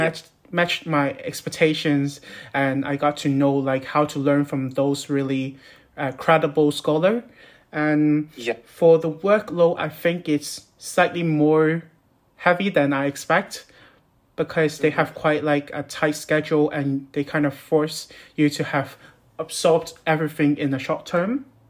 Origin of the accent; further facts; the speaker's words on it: Hong Kong; moved away as an adult; now in Newcastle upon Tyne, United Kingdom; I'm from Hong Kong